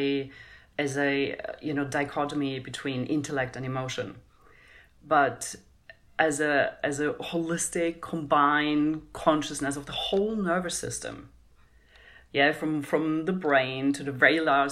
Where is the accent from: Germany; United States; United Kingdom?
Germany; I grew up in Europe and in Germany